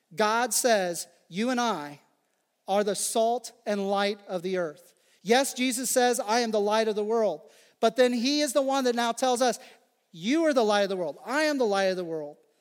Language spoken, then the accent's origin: English; Phillipsburg, Kansas, United States; moved away; Growing up in the Midwest, and particularly in the prairie